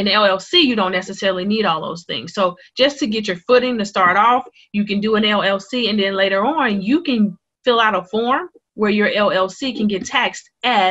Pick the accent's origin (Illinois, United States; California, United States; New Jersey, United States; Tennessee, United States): Illinois, United States; Chicago; moved away as an adult; now in Douglasville, United States; I am originally from Chicago, born and raised south side of Chicago.